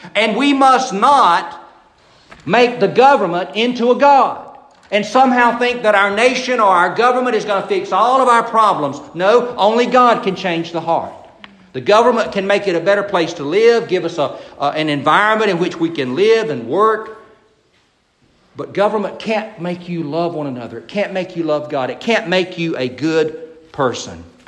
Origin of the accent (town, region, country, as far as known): United States